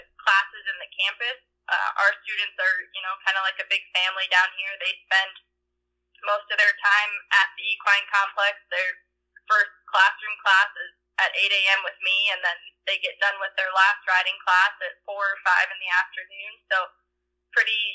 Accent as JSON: {"language": "English", "region": "Minnesota", "country": "United States", "tie": "born or raised there", "also_born_or_lived": "South Dakota", "moved": "as an adult", "lives_now": "Lamar, United States", "said": "I grew up in Minnesota"}